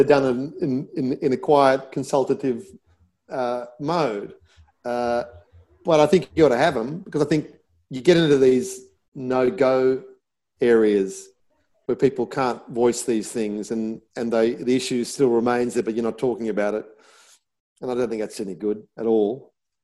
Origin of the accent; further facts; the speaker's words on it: Australia; growing up in Australia, Anglo-Saxon background, white skin